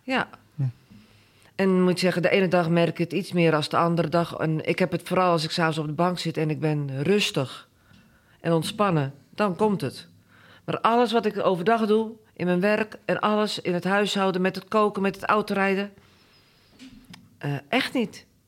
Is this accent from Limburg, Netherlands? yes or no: no; Gorinchem, South Holland, Netherlands; moved away as an adult; now in Boskoop, Netherlands; geboren en getogen in Gorkum